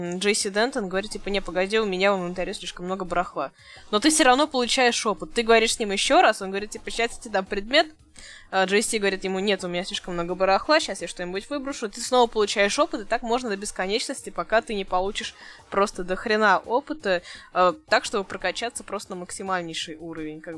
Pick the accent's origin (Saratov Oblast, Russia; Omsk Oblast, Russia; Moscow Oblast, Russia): Omsk Oblast, Russia; Omsk; Да вы что, я же из Омска